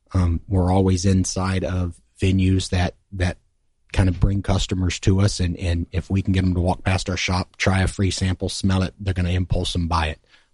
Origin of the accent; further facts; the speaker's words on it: Central Texas, United States; now in Pensacola, United States; I grew up in Central Texas